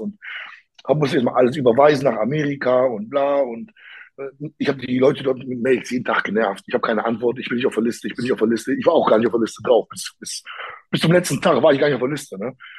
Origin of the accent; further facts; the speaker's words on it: Poland; dass ich auch Pole bin oder Polnisch sprechen kann